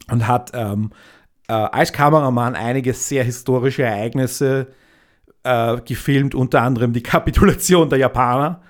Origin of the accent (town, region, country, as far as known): Austria